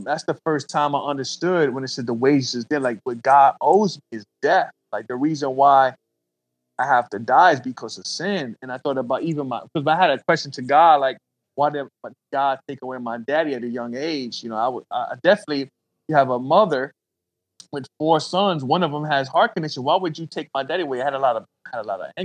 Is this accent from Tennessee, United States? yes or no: no; Columbus, Georgia, United States; also born or lived in Brooklyn, New York; I grew up right in the trap, bro, South Columbus, and grew up single parent home in the beginning. My father actually died when I was 10. We moved from New York, from Brooklyn, after my father died.